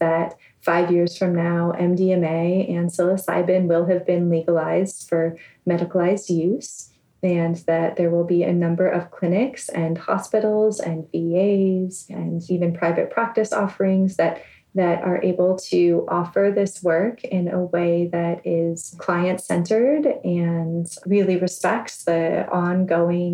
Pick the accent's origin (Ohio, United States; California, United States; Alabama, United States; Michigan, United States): California, United States; Bay Area; me growing up in the Bay Area